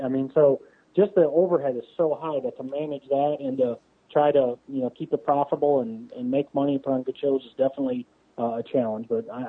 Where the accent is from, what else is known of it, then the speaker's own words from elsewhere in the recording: Wisconsin, United States; now in Missouri, United States; I grew up in Wisconsin, so when I came to Missouri